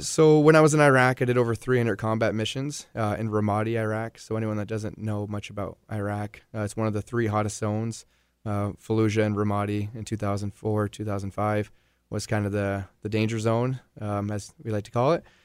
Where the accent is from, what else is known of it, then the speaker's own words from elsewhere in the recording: Vermont, United States; moved away as an adult; I was gone for almost ten years total before I finally returned back to Vermont, like, permanently